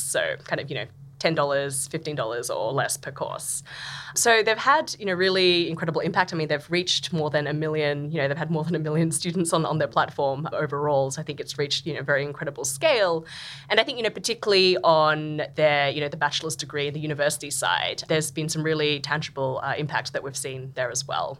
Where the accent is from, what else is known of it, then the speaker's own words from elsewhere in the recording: Australia; moved away as an adult; now in Vietnam; I'm Australian, as probably uh, people can tell from from my accent